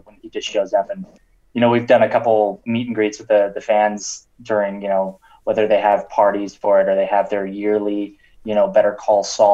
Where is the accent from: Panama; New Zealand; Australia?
Panama; moved away as an adult; also born or lived in Santa Fe, New Mexico; I speak Spanish too, because I grew up in Panama